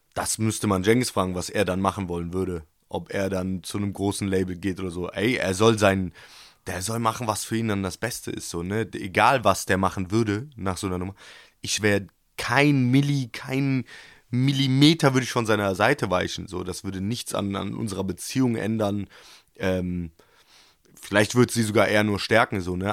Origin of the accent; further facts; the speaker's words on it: Cologne, North Rhine-Westphalia, Germany; als Kölner, als Fan in Köln, der hoch emotional verbunden ist mit diesem Verein